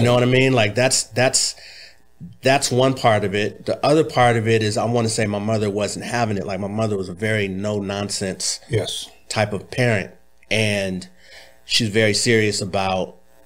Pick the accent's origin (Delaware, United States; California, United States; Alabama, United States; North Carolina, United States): California, United States; Los Angeles; also born or lived in Inglewood / Bay Area; I was born in Inglewood, mm-hmm. and I was raised all over Los Angeles